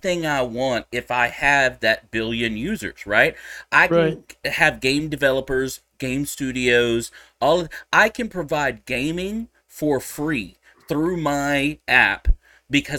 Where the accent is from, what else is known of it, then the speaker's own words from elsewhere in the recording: Texas, United States; I'm a Texan